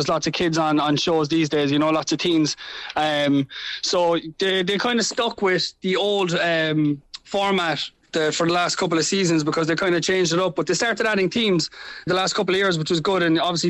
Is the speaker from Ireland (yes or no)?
yes; Cork, Munster, Ireland; being Irish and being from Cork and, you know, telling everybody how great Cork is and how great Ireland is.